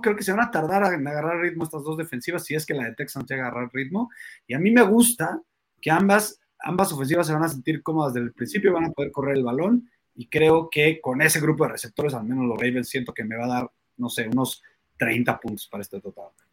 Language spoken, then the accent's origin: Spanish; Mexico; nosotros somos mexicanos